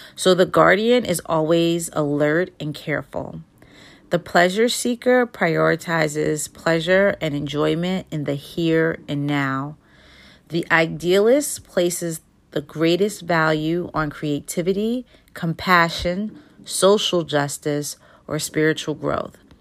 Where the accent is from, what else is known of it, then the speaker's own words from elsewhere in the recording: United States; as Americans